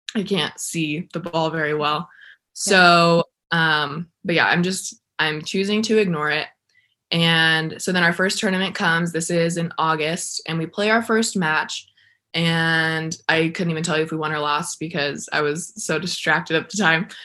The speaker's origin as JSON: {"language": "English", "town": "El Paso", "region": "Texas", "country": "United States", "also_born_or_lived": "Arizona", "said": "I'm from El Paso, Texas"}